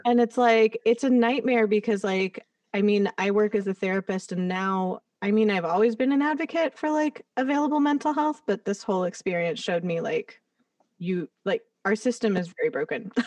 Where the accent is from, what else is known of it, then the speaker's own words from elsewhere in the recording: Los Angeles, California, United States; having grown up here, it's like I didn't have the perspective outside